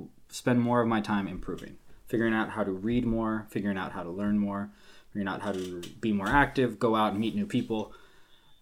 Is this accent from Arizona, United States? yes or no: no; Long Beach, California, United States; moved away as an adult; also born or lived in Los Angeles / New York / France; now in Dublin, Ireland; I am from Long Beach, California, you know, Southern California